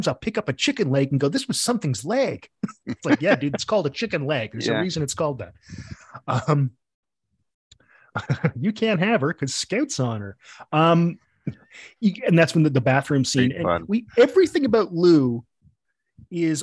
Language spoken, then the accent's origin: English; Sudbury, Ontario, Canada; also born or lived in Toronto; when I was a kid, when we moved to Sudbury, there wasn't even cable in Sudbury